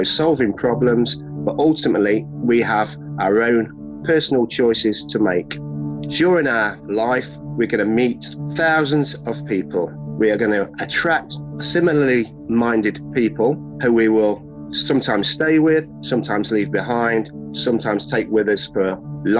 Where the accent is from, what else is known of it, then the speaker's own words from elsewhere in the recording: Nottingham, East Midlands, United Kingdom; I'm from Nottingham.